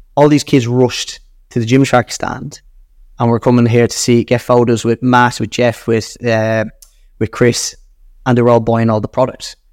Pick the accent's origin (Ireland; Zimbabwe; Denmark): Ireland; accent: Irish; being Irish and my Irish accent